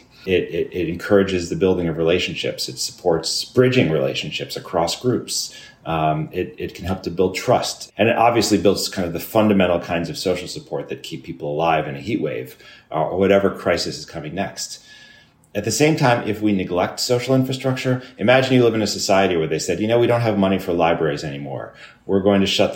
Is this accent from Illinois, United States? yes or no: yes; Chicago, Illinois, United States; now in New York City, United States; I grew up in Chicago